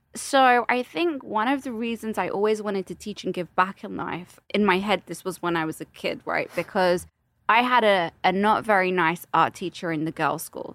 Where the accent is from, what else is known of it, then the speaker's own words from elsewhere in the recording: London, United Kingdom; accent: British; I'm also from London.